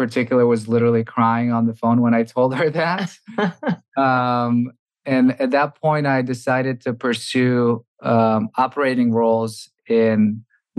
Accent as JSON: {"language": "English", "country": "Bulgaria", "tie": "born or raised there", "also_born_or_lived": "Massachusetts, United States / New York, United States", "moved": "as an adult", "said": "Originally, I'm from Bulgaria. I grew up there and came to the US for university"}